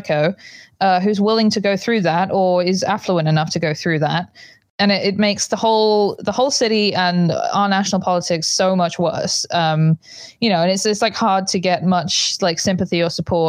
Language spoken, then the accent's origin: English; United Kingdom; moved away; I'm British. My stepdad's a doctor.